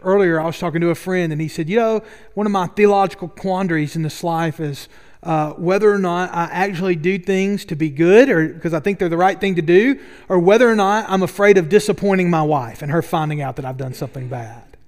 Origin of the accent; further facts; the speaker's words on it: Double Bridges, Alabama, United States; I grew up right outside Boaz in Double Bridges, Alabama